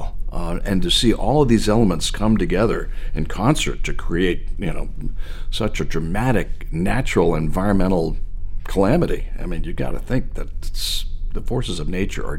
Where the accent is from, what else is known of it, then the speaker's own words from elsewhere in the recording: outside of Boston, Massachusetts, United States; moved away as an adult; now in Portland, Maine, United States; when I grew up outside of Boston, I grew up outside of Boston, came back to Boston as a professional